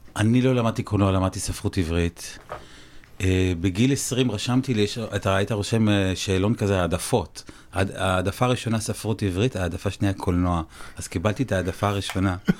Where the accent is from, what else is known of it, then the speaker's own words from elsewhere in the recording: Jezreel Valley, Northern District, Israel; אני בא מהעמק